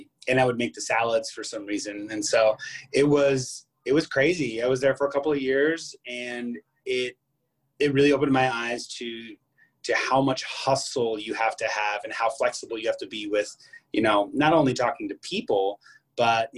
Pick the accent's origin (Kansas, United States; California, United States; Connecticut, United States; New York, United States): Kansas, United States; Kansas City; I'm from Kansas City, Kansas, not Kansas City, Missouri. So on the Kansas side, born and raised